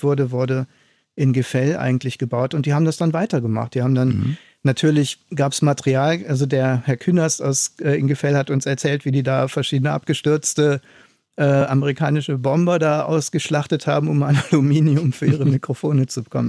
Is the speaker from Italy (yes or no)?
no; Aachen, North Rhine-Westphalia, Germany; moved away; also born or lived in East Germany; Ich komme ja aus Aachen, also Westdeutschland, bin äh, nach Ostdeutschland gezogen